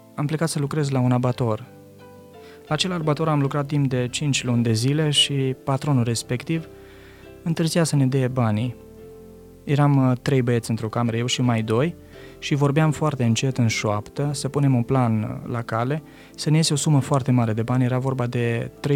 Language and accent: Romanian; Romania; moved away as an adult; sunt român